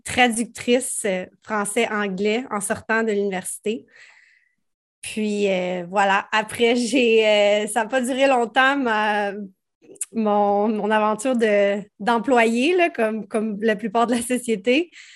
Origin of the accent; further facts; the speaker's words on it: Prévost, Quebec, Canada; Je viens de Prévost dans les Laurentides, donc rive nord de Montréal